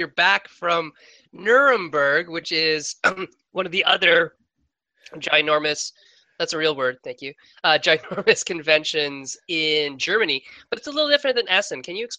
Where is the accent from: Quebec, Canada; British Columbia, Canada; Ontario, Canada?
Ontario, Canada; Sault Ste. Marie; my hometown of Sault Ste. Marie